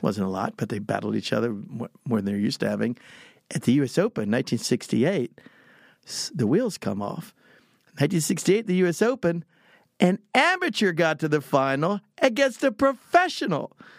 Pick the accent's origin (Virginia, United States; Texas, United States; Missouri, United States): Texas, United States; I'm from Texas and I talk, I talk funny.